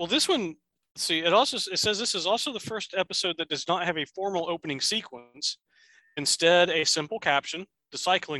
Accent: Midwest, United States; we're from the Midwest

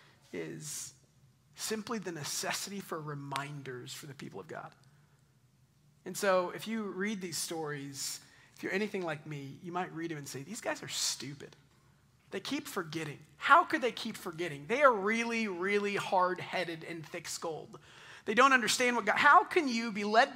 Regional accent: Double Oak, Texas, United States; also born or lived in East Dallas, Texas / Highland Village, Texas; since I was like 15, I grew up in Double Oak, like 2 miles from here

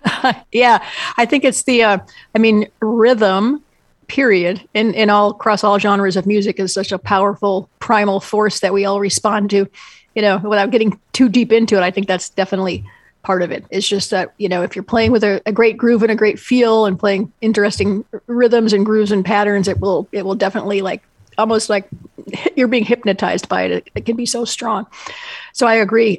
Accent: Endicott, New York, United States; when I was a kid growing up in Endicott, New York, which is in the southern tier of New York

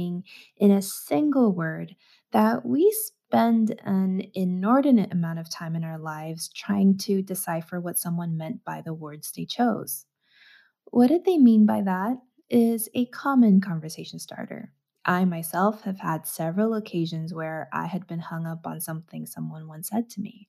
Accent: United States; growing up in the States

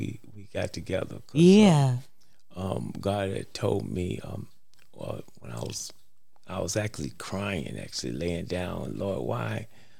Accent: New York City, New York, United States; moved away; also born or lived in Harlem, New York; I was born in New York, in Harlem, and I was raised up in Bronx

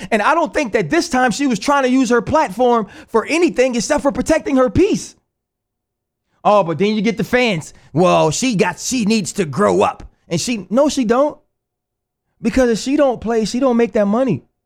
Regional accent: New Orleans, Louisiana, United States; moved away; also born or lived in Pittsburgh; I was born in Algiers, Louisiana

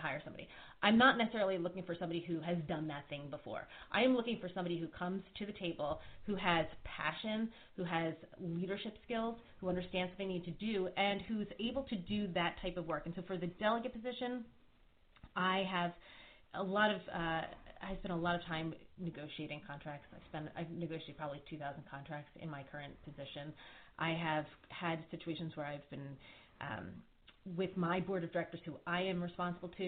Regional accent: Philadelphia, Pennsylvania, United States; moved away as an adult; now in Maryland, United States; I grew up in Philadelphia

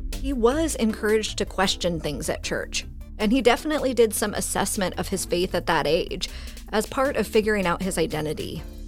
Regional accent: Fresno, California, United States; I'm originally from Fresno.

